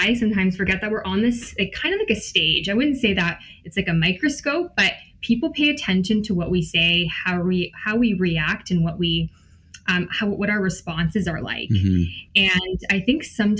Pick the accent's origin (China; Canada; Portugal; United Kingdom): Canada; Wasaga Beach, Ontario; moved away; also born or lived in Guelph; I grew up in Wasega Beach